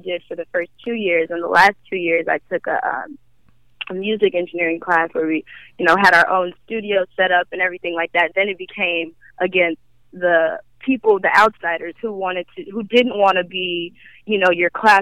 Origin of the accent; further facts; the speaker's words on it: Chicago, Illinois, United States; moved away; also born or lived in Los Angeles; I grew up in Chicago, so I kind of feel like I got most of my, you know, foundations